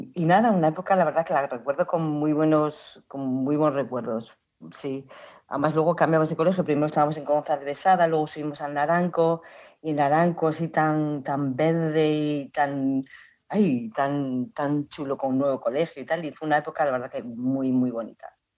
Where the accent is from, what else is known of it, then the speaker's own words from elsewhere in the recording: Oviedo, Asturias, Spain; moved away; nací en Oviedo, em, estudié en las Teresianas